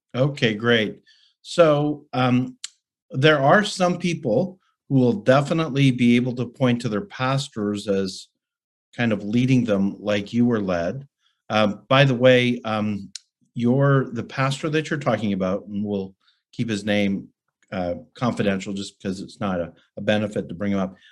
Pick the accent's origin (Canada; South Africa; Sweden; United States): Canada; Calgary, Alberta; a student at the University of Calgary in Calgary, Alberta, Canada, my hometown